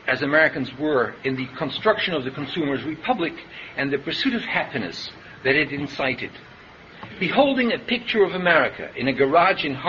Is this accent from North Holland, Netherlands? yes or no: yes; Haarlem, North Holland, Netherlands; In my hometown of Haarlem in the Netherlands